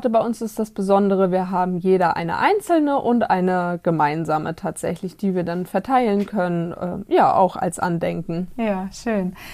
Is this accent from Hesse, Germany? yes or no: no; Mecklenburg-Vorpommern, Germany; Ursprünglich komme ich von der Ostsee aus Mecklenburg. Aber hier ist es mindestens genauso schön.